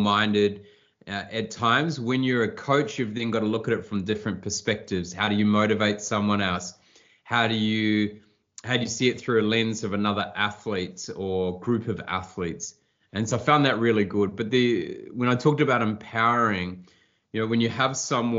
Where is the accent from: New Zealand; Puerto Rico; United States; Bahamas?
New Zealand; moved away; I grew up in New Zealand on a small farm with the nearest neighbour a mile away